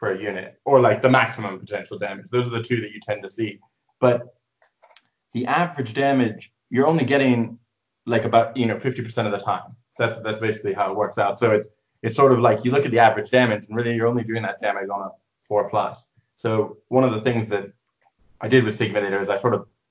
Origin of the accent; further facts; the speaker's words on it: England, United Kingdom; moved away as an adult; also born or lived in near Chicago, Illinois, United States / Edinburgh, Scotland; now in Leamington Spa, United Kingdom; I lived in the US near Chicago till I was 8, and then I moved to England because of my dad's work, and I was there till I was 18